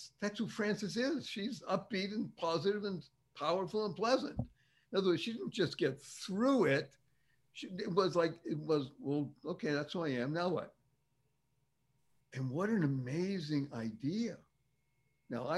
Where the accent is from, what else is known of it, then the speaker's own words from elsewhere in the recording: Boston, Massachusetts, United States; I grew up in Boston, Massachusetts, in Dorchester, for the cognoscenti